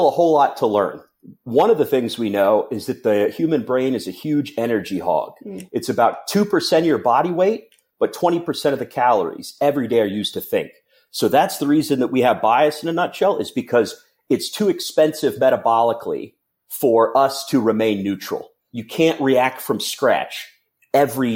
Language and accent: English; Cincinnati, Ohio, United States; I'm from Cincinnati